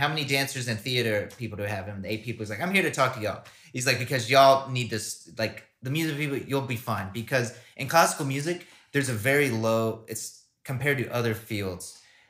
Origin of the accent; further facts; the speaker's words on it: Hickory, North Carolina, United States; I'm going to start in my hometown.